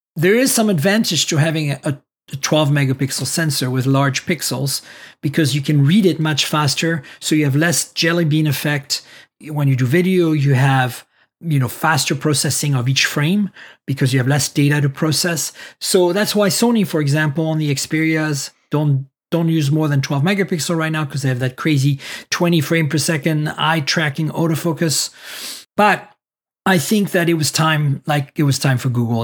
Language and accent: English; United States; I'm also an American